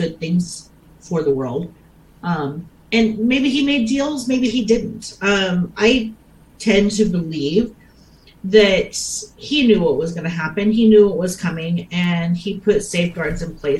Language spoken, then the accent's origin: English; United States; I'm an American